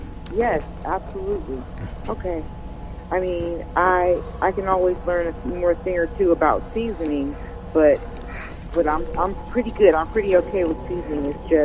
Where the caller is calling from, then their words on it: Los Angeles, California, United States; I'm calling from Los Angeles.